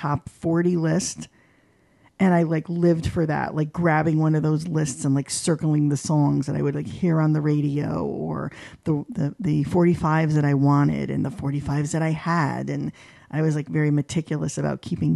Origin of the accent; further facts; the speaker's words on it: East Haven, Connecticut, United States; I was born and raised in East Haven, Connecticut